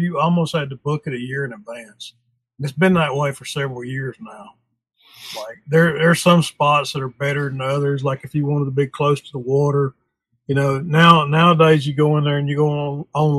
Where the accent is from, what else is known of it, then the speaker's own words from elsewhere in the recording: Chattanooga, Tennessee, United States; also born or lived in North Carolina; I was born in Chattanooga and I spent some time in North Carolina, but I consider myself a Tennessean, born and bred